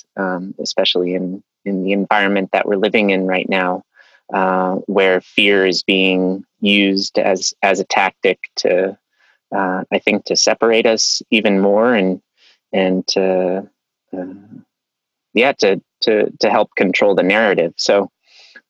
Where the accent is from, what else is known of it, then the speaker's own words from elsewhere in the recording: Aspen, Colorado, United States; I grew up in Aspen, Colorado.